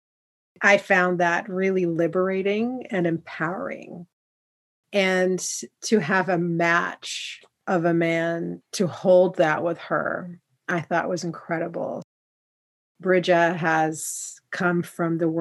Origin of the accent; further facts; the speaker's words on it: Poland; where I come from Poland